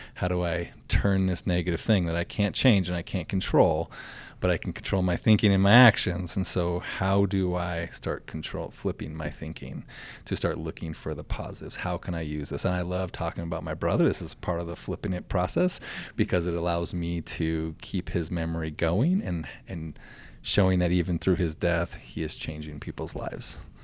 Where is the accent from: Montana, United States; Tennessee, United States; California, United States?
Montana, United States; Glendive; also born or lived in Nevada / Miles City, Montana; moved back to the, my hometown, Glendive, and then became the superintendent in Glendive